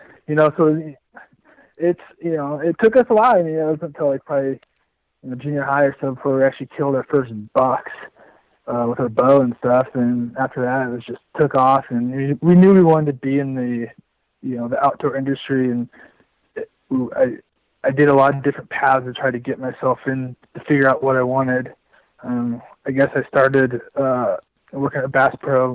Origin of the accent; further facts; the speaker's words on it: Indianola, Iowa, United States; moved away; I grew up in Iowa. I'm from, south central Iowa, south around Indianola area.